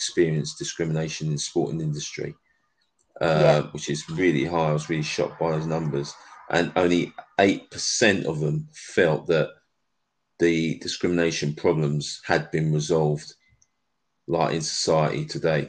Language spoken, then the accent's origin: English; London, United Kingdom; I'm from London